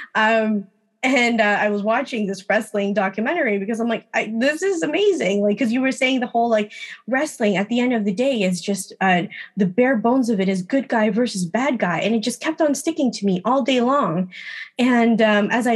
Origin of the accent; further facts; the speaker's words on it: Philippines; I'm Filipino